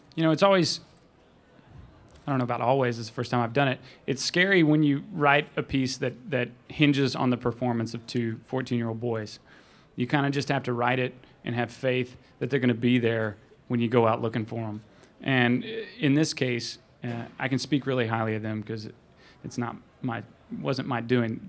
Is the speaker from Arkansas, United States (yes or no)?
yes; Arkansas, United States; I grew up in Arkansas